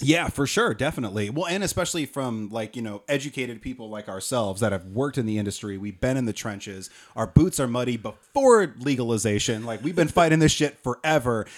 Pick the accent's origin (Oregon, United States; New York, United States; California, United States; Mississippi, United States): Oregon, United States; I'm from Oregon. This isn't a thing. We have gas attendance in Oregon.